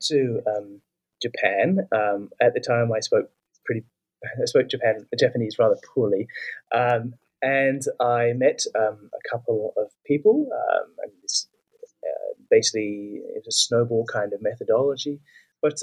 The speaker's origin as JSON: {"language": "English", "country": "New Zealand", "moved": "yes", "said": "I'm from New Zealand."}